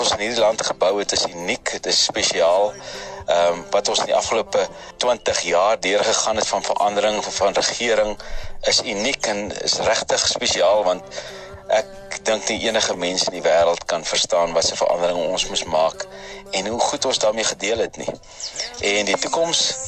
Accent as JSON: {"language": "Afrikaans", "country": "South Africa", "said": "ek kan sê ek is trots Suid-Afrikaans ek is 'n trotse Afrikaner"}